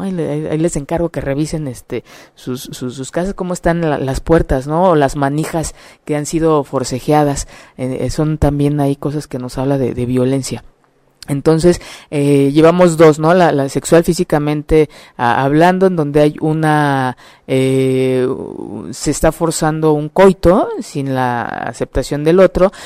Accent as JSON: {"language": "Spanish", "country": "Mexico", "said": "como mexicanos"}